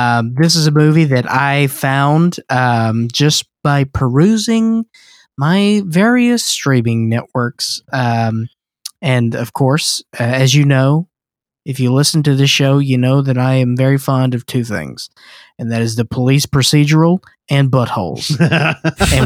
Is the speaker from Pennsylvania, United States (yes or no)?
no; Mississippi, United States; accent: southern twang; now in Los Angeles, United States; I'm originally from Mississippi, but I've been here.